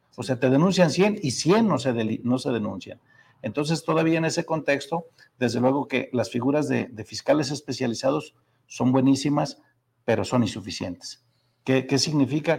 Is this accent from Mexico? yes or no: yes; Zacatecas, Mexico; Soy zacatecano